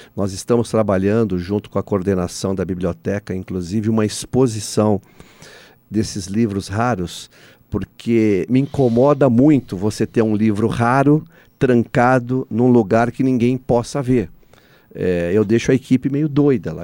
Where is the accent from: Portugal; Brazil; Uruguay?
Brazil; nós somos é, o único país que fala português